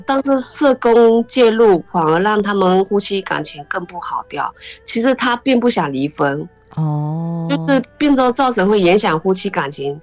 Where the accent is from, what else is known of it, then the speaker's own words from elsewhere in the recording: China; moved away as an adult; now in Taiwan; 爸爸以前在那边乡下是当村长